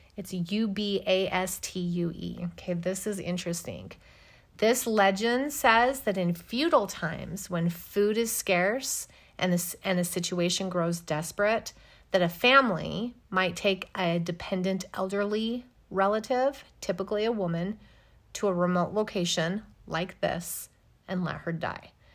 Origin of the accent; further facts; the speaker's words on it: United States; I'm American